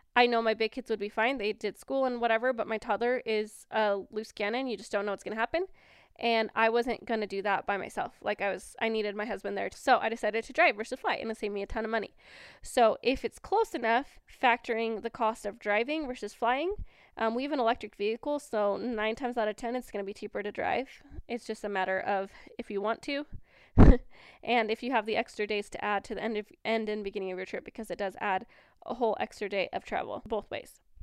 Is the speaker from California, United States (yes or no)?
no; Washington, United States; moved away as an adult; now in Cache Valley, Utah, United States; I was born and raised in Washington